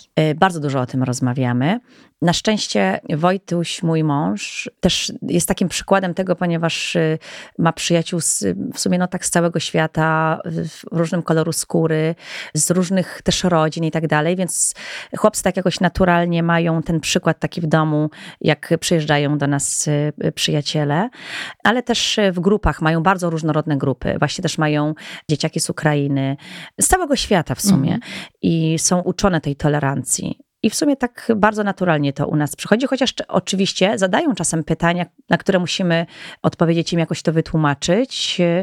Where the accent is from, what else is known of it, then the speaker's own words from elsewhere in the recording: Goral, Podhale, Poland; jestem góralką też